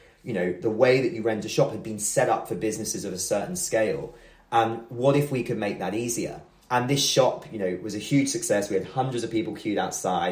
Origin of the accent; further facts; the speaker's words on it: near Buckinghamshire, South East England, United Kingdom; I grew up just outside of London, near Buckinghamshire